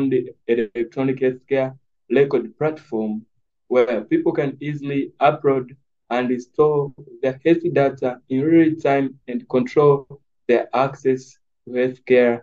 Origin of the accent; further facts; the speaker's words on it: Mwanza, Tanzania; I was born in Mwanza, Tanzania, in 1999. And I got started there at Mwanza from my primary school, secondary school, and to the advanced level